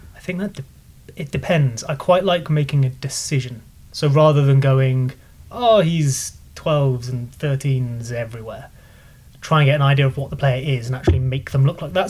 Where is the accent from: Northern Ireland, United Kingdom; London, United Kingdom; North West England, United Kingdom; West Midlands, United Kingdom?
West Midlands, United Kingdom; Leamington Spa; I'm from Leamington